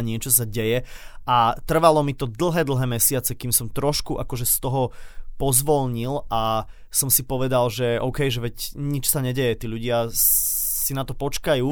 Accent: Slovakia; som z Európy, zo Slovenska

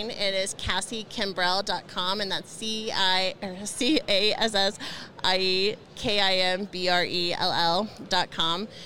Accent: Indiana, United States; now in Colorado, United States; and but when I came from Indiana to Colorado, I became a mom, you know, got married, we bought a house

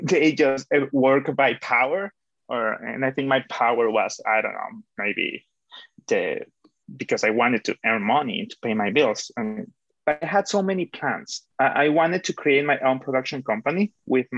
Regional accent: Caracas, Capital District, Venezuela; moved away as an adult; also born or lived in Toronto, Canada; now in Canada; I'm from Caracas, Venezuela, and I have been living in Canada for about almost 5 years

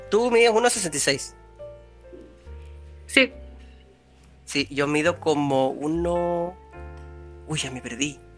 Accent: Chile; yo soy de Chile y en Chile es común que hayan terremotos.

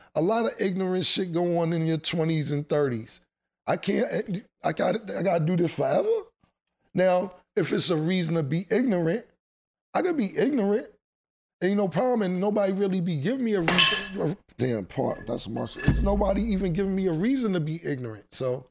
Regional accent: New York City, New York, United States; I grew up in Harlem my whole life

